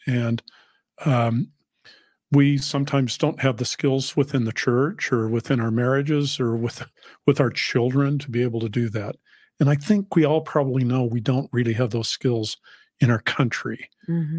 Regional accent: Salt Lake City, Utah, United States; moved away; also born or lived in New England; I grew up in Salt Lake and my children grew up in New England

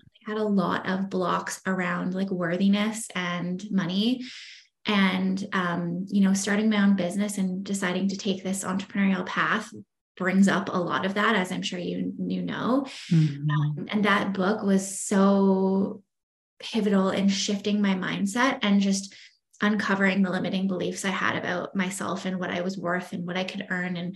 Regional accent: Victoria, British Columbia, Canada; moved away; I grew up in Victoria, BC. So on the island.

